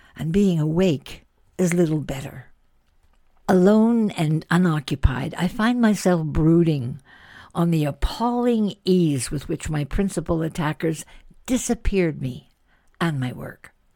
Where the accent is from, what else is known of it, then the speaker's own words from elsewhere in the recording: Canada; I'm Canadian